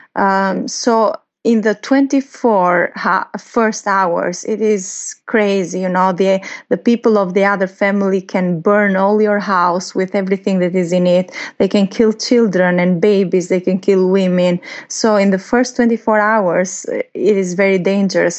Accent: Albania; here in Albania

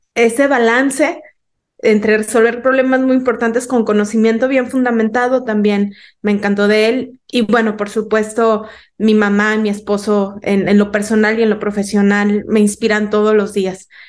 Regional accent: Mexico; como mexicanos

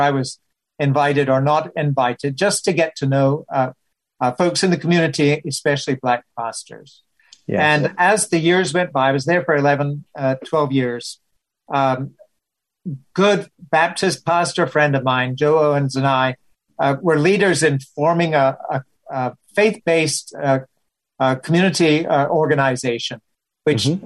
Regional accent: Scotland, United Kingdom; moved away as an adult; also born or lived in Pittsburgh; now in United States

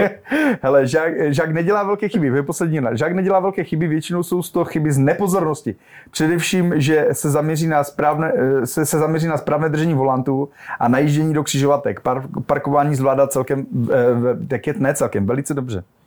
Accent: Ostrava, Moravian-Silesian Region, Czechia; now in Prague, Czech Republic; já jsem Ostrava

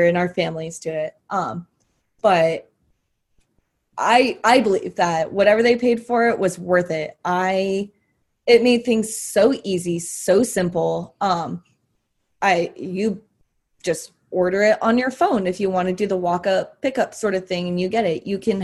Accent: Arizona, United States; I'm from Arizona. I'm from the dry heat. I'm not used to humidity

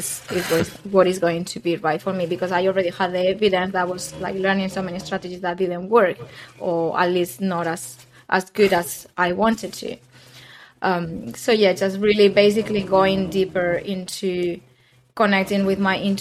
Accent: Spain; moved away as an adult; also born or lived in London; I moved back to Spain at the beginning of the pandemic

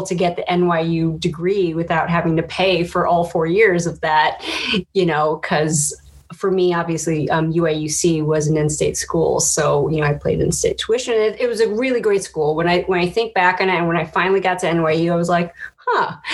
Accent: Chicago, Illinois, United States; So I'm from Chicago. I'm born and raised

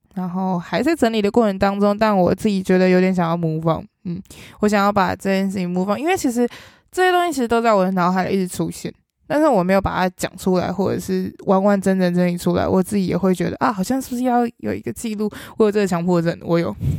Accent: Taiwan; moved away; 去了台北，回到了我的家乡

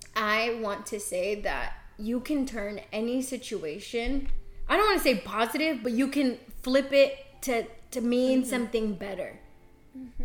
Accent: Central Texas, United States; also born or lived in Xochitepec, Morelos, Mexico; I am a Texas girl. I was raised in Central Texas, a little small town, but I'm originally from Xochitepec, Morelos.

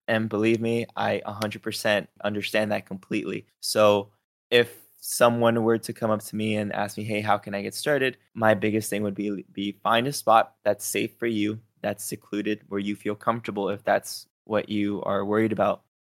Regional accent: Los Angeles, California, United States; moved away; also born or lived in Texas / Ventura, California; I grew up in East L A in a pretty bad neighborhood

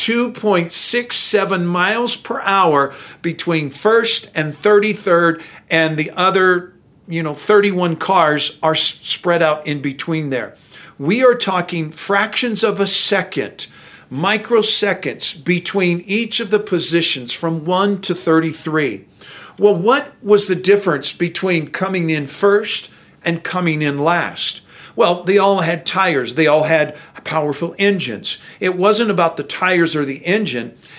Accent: Findlay, Ohio, United States; I grew up in Findlay, Ohio, the northwest corner of Ohio

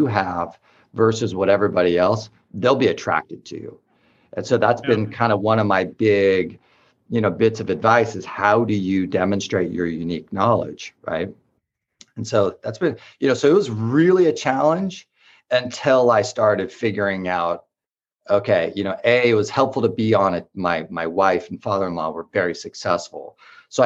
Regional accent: Orange County, California, United States; also born or lived in Los Angeles / Bay Area; now in San Diego, United States; I'm from Orange County and spent a lot of time in LA, and I spent a lot of time in the Bay Area

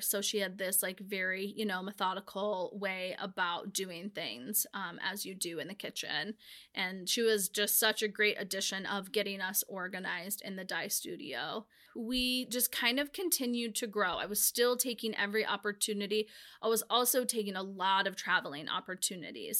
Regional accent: Whitefish, Montana, United States; growing up in Whitefish

